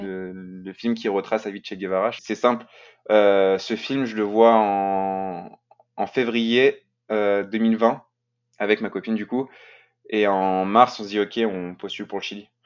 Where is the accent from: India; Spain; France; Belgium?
France